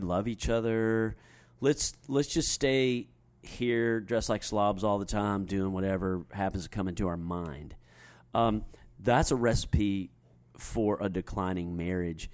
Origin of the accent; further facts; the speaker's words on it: United States; us as American Christians